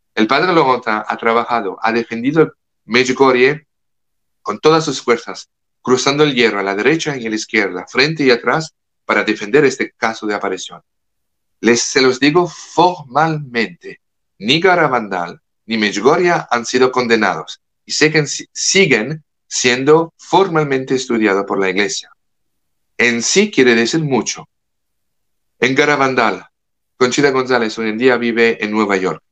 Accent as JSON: {"language": "Spanish", "country": "France", "second_language": "Spanish", "moved": "yes", "lives_now": "United States", "said": "Yo como francés le hablo como francés que vive en los Estados Unidos"}